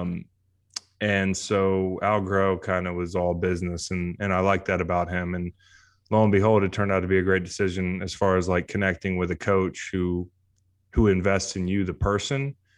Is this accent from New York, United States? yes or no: no; Charlottesville, Virginia, United States; to play college football in my hometown